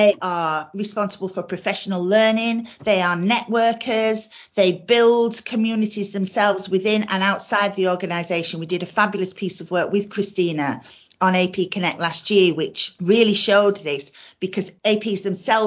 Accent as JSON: {"language": "English", "area": "South Yorkshire coalfield", "region": "Yorkshire and the Humber", "country": "United Kingdom", "said": "I'm from the South Yorkshire coalfield"}